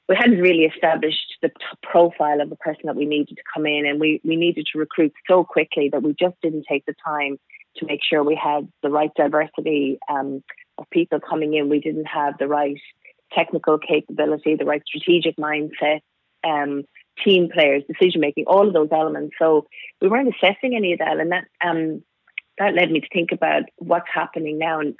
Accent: Cork, Munster, Ireland; moved away; I was born in Ireland, in Cork, so way down the southern tip of Ireland.

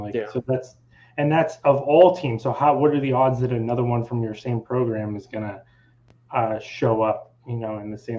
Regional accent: Erie, Pennsylvania, United States; I grew up in Erie, which is in between. It's like right in between Buffalo, Cleveland, and Pittsburgh.

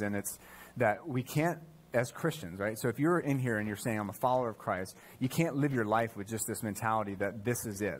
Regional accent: United States; as an American

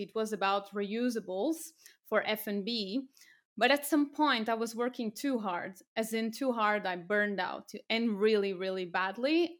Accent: Portugal; moved away as an adult; also born or lived in France / United Kingdom / Cambodia; I'm from Portugal originally

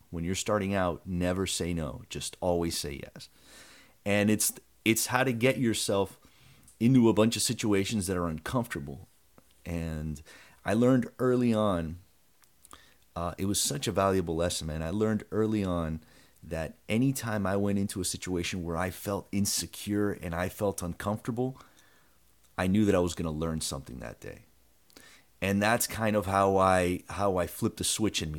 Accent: Broward, Florida, United States; I grew up in Broward

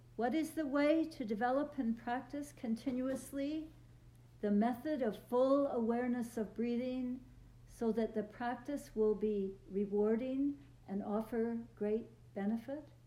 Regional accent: Vancouver, British Columbia, Canada; moved away as an adult; also born or lived in Toronto; And I'm from Vancouver

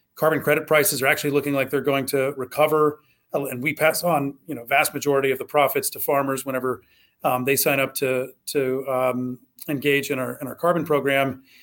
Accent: Southwest Ohio, United States; I grew up in Southwest Ohio

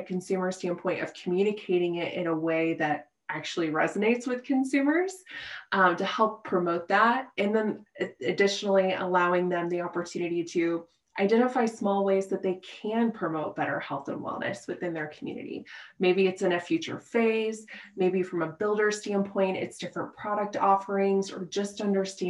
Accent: Midwest, United States; moved away as an adult; now in Colorado, United States; born and raised in the Midwest

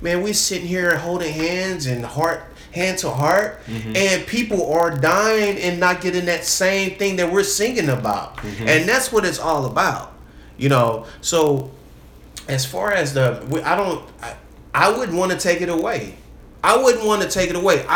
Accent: United States; As American

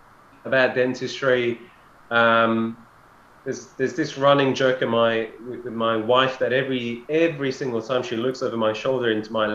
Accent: London, United Kingdom; I'm from London and I'm from King's.

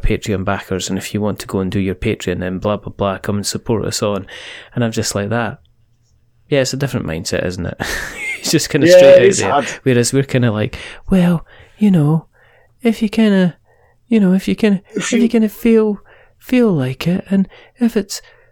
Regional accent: Fife, Scotland, United Kingdom; I am from Fife

